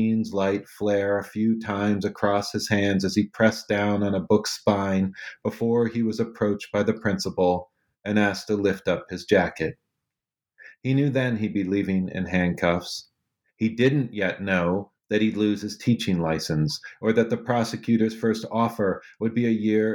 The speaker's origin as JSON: {"language": "English", "region": "Northeast Ohio", "country": "United States", "tie": "born or raised there", "said": "I grew up in Northeast Ohio"}